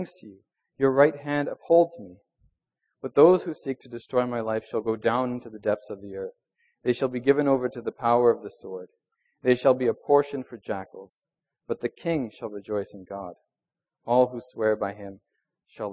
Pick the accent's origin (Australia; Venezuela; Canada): Venezuela; moved away; I grew up in Venezuela.